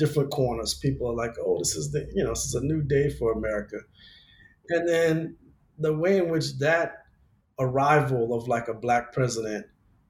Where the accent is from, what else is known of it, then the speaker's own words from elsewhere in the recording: Louisiana, United States; now in Los Angeles, United States; in my home state of Louisiana, people are still being arrested for cannabis possession. But yet here in LA Metro